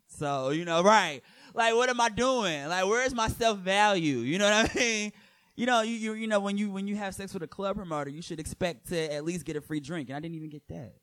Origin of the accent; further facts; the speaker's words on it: Michigan, United States; moved away as an adult; now in New York, United States; people were referencing my accent, which I was horribly in denial of having. Like, cause in Michigan, nobody ever tells